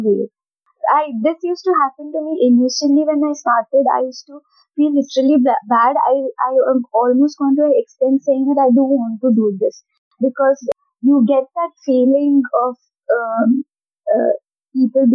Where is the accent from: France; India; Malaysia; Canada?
India; North Karnataka; I'm from North Karnataka